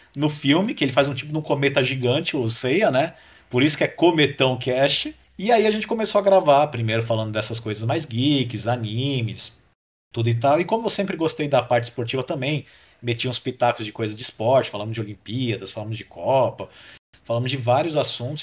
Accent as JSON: {"language": "Portuguese", "country": "Brazil", "said": "como bom brasileiro"}